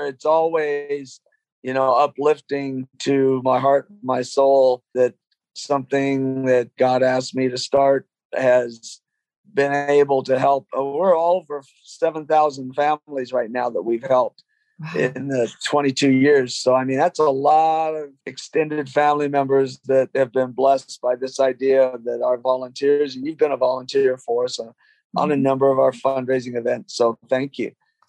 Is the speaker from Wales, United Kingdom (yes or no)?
no; London, United Kingdom; moved away; I'm an immigrant from England. Was born in London.